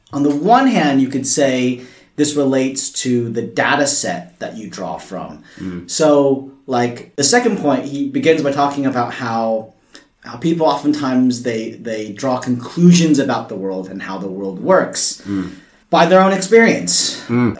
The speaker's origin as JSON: {"language": "English", "country": "United States", "moved": "as an adult", "lives_now": "Australia", "said": "I'm from the US and I moved here in 2007"}